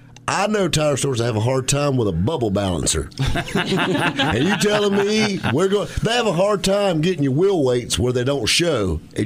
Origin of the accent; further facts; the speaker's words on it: the South, United States; Because we're from the South.